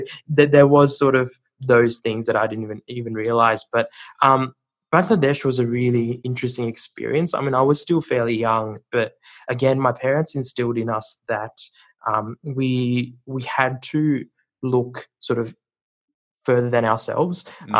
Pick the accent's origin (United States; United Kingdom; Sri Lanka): Sri Lanka; But yeah, you know, so we grew up in Sri Lanka. My family background is a little bit funny because my mom's Buddhist and my dad's Catholic.